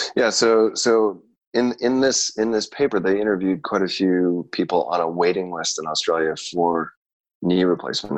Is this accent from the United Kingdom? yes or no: no; Canada; also born or lived in Chicago; I grew up in Canada